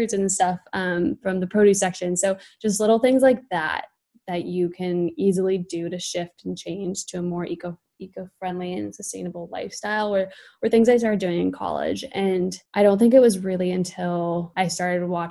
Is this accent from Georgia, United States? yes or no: no; California, United States; I'm from California. And I think that has a huge play in me wanting to dive more into sustainability. I think, I mean, I grew up with it here a lot